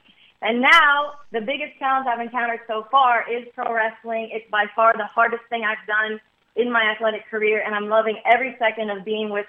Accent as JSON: {"language": "English", "region": "Midwest", "country": "United States", "said": "I come from the Midwest. I come from a very family-oriented town"}